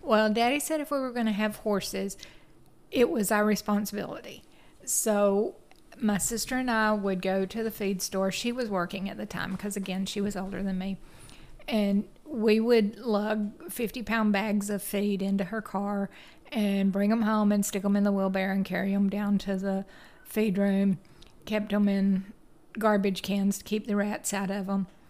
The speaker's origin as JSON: {"language": "English", "town": "Chattanooga", "region": "Tennessee", "country": "United States", "tie": "born or raised there", "said": "I grew up in Chattanooga, Tennessee, and lived there all except for three years of my life."}